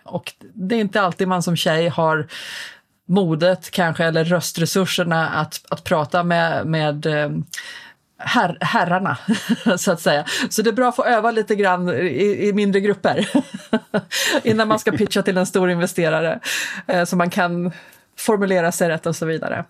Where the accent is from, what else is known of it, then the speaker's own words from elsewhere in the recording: Stockholm, Stockholm County, Sweden; jag är ju eh, någonting så ovanligt som en infödd stockholmare med lite utländskt påbrå förvisso, men jag är född faktiskt på SÖS